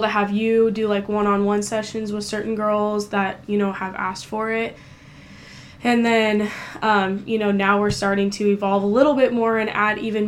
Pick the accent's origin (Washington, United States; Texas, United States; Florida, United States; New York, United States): Washington, United States; Tri-Cities; growing up in the Tri-Cities